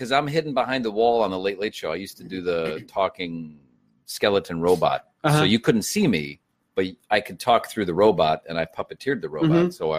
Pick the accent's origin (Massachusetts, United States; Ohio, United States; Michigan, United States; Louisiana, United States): Ohio, United States; Cleveland; Like growing up in Cleveland, man. I grew up in Cleveland.